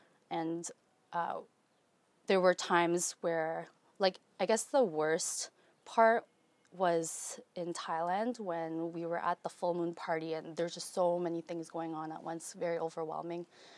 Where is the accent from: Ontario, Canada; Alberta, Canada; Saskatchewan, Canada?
Ontario, Canada; Toronto